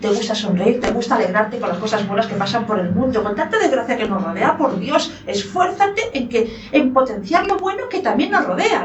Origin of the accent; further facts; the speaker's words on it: Lugo, Galicia, Spain; ¿gallega de dónde yo? De Lugo